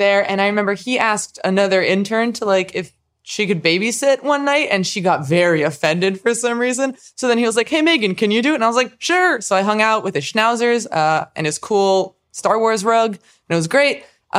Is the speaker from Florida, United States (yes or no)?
yes; Miami, Florida, United States; I'm from Miami.